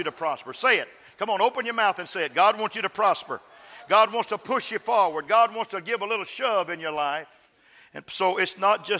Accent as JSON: {"language": "English", "region": "West Texas", "country": "United States", "tie": "born or raised there", "also_born_or_lived": "Dallas", "moved": "yes", "said": "I'm from West Texas, folks. And I'm from the poor part of West Texas. I'm a sharecropper's son"}